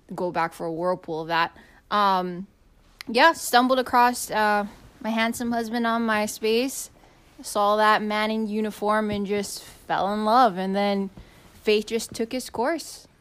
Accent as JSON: {"language": "English", "town": "Kona", "region": "Hawaii", "country": "United States", "tie": "born or raised there", "moved": "yes", "said": "like my husband, I grew up on the Big Island, uh, grew up in Kona."}